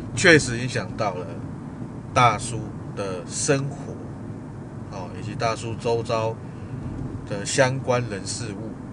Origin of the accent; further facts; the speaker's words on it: Taiwan; 既然一个人来到外地了，身为台湾人也不能漏气